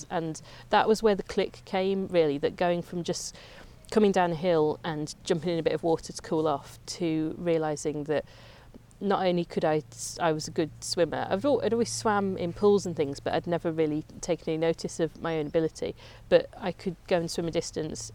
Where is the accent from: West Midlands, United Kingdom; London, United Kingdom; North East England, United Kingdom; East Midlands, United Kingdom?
West Midlands, United Kingdom; Coventry; moved away as an adult; now in Lake District, United Kingdom; Me and my sister, we grew up in Coventry